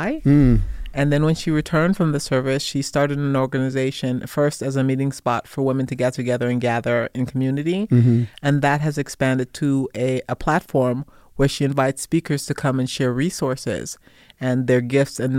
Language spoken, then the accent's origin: English; New York City, New York, United States; also born or lived in Kingston, Jamaica; I was raised in Brooklyn, New York